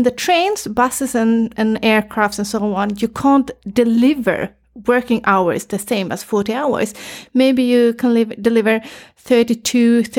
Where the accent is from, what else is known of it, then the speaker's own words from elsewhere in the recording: Gothenburg, Västra Götaland, Sweden; born there; English is a second language; I was born in Gothenburg, but I've been traveling a lot, you know, I'm a traveler. So I've been living in Varberg, Halmstad, Malmö, Uddevalla, and so on.